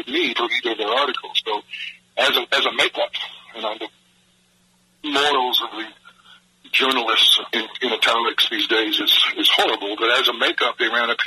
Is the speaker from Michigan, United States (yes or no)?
yes; Michigan, United States; moved away as an adult; now in Georgia, United States; I grew up in Michigan, and I've lived in Georgia for 40 years